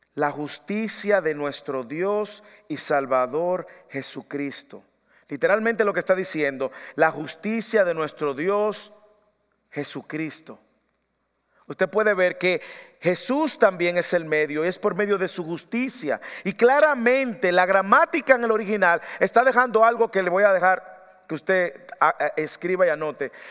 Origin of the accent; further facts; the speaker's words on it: Dominican Republic; moved away